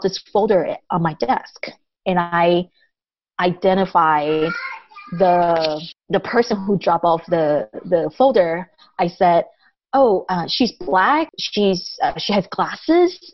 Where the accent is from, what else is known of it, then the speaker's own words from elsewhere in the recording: Taiwan; first language Taiwanese; English is a second language; also born or lived in Japan; now in United States; I grew up speaking Taiwanese, and I started learning Mandarin when I started going to school, first grade, and then I started learning English when I moved to the U.S.